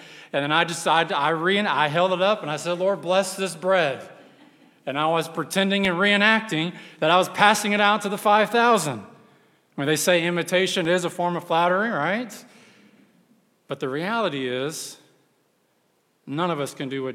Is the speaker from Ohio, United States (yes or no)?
no; Texas, United States; I'm from Texas